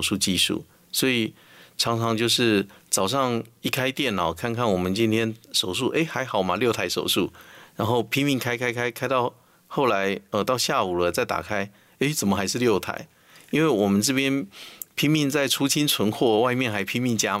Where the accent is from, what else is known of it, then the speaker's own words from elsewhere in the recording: Taiwan; 我们台湾话说他头香